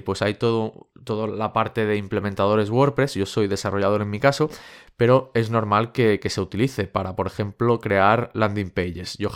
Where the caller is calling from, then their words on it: California, United States; de Silicon Valley